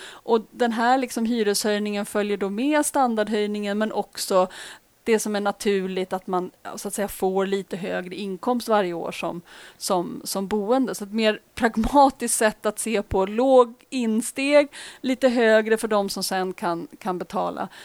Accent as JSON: {"language": "Swedish", "town": "Uppsala", "region": "Uppsala County", "country": "Sweden", "tie": "born or raised there", "said": "I Uppsala, bland annat, som i min hemstad"}